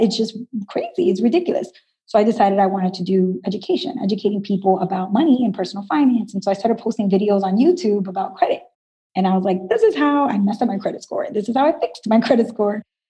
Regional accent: New York City, New York, United States; I was born and raised in Brooklyn, New York, and my parents are from Dominican Republic

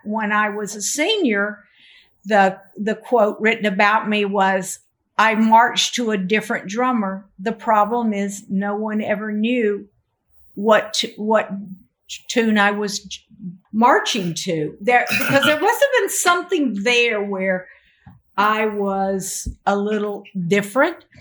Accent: the South, United States; I'm from the South

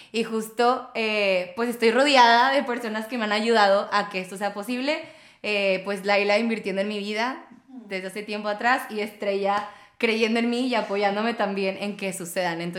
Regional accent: Tampico, Tamaulipas, Mexico; soy de Tampico, yo no soy regia, pero la verdad es que yo siempre he dicho que Tampico me vio crecer, yo no a él. Si tú estás viendo esto y no sabes dónde está Tampico, búscalo.

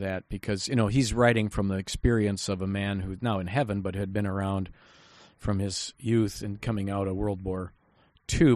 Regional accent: United States; I'm an American citizen

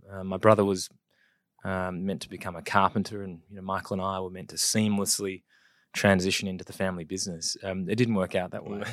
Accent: Adelaide, South Australia, Australia; also born or lived in West Wyalong, New South Wales / Wollongong / Biloela, Queensland; we'd shifted twelve or thirteen times before I started kindergarten back in Adelaide

